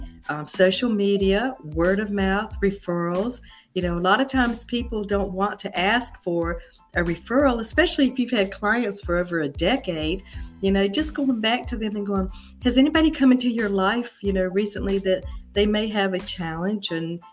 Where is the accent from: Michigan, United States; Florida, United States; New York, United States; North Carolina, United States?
North Carolina, United States; Charlotte; I was born and raised in Charlotte